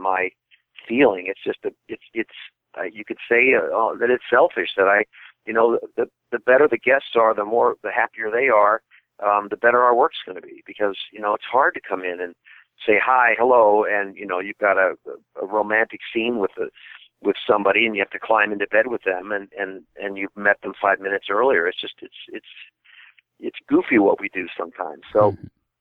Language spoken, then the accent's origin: English; Midwest, United States; I'm from the Midwest.